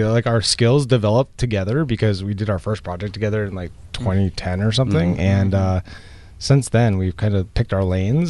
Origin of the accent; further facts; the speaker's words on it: Longmeadow, Massachusetts, United States; now in Dorchester, United States; we are both from Western Massachusetts and went to Longmeadow High School